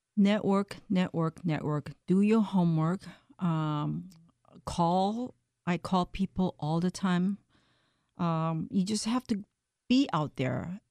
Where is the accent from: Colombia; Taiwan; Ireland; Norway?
Taiwan; moved away as an adult; now in Maryland, United States; I came from Taiwan. Um, I came to the United States to pursue advanced study in mass communication